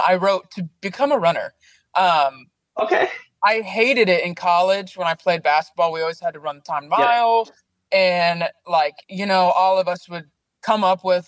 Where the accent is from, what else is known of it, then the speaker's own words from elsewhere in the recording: Salem, Oregon, United States; Oregon. Born and raised in Oregon